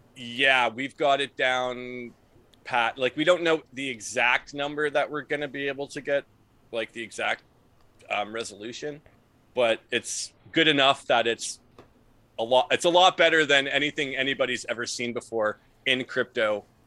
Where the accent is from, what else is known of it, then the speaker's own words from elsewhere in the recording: Ontario, Canada; we're from Ontario